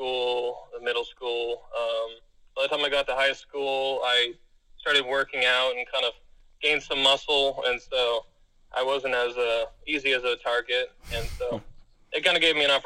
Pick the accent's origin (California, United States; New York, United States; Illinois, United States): California, United States; Monterey County; born or raised there; also born or lived in Placer County, California